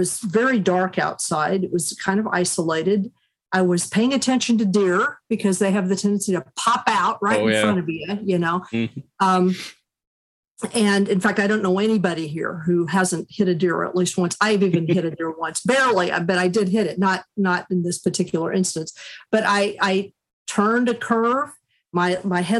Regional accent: Kansas, United States; moved away as an adult; also born or lived in Chattanooga, Tennessee; now in Hudson Valley, New York, United States; I was raised first in Chattanooga, Tennessee, and then my family moved to Kansas

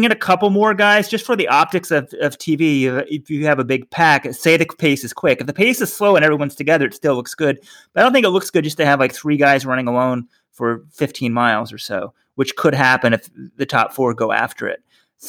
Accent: Texas, United States; John, we grew up in Texas.

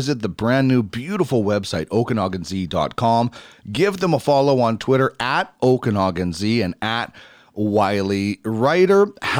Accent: Manitoba, Canada; now in Edmonton, Canada; growing up in Manitoba

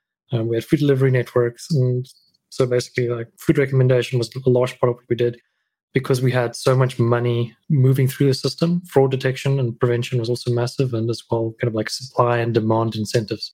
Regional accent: South Africa; moved away as an adult; also born or lived in Thailand; I'm a South African

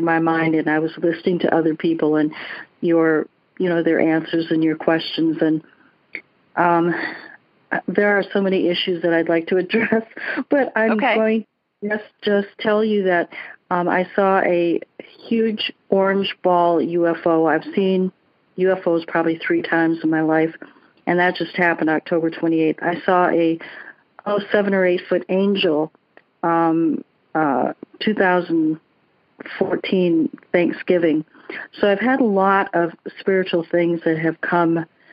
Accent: Sarasota, Florida, United States; I'm also from Sarasota, Florida

